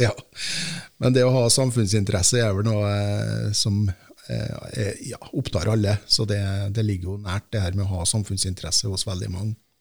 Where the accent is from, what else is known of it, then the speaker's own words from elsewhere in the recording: Heim, Trøndelag, Norway; er jo født og oppvokst i Heim kommune